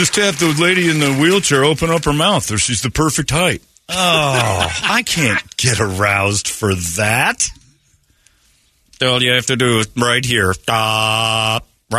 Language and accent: English; Minnesota, United States; We're from Minnesota. You don't go outside when it's over 85, you see.